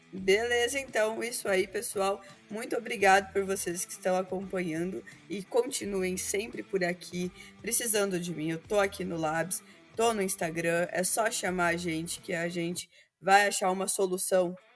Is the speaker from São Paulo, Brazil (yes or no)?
no; Ubiratã, Paraná, Brazil; Ubiratã, é tá minha terra, Ubiratã, é Natal.